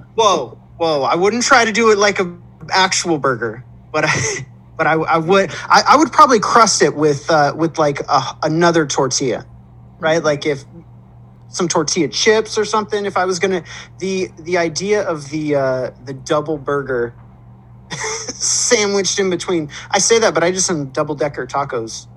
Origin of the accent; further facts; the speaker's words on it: Southern California, United States; I grew up out here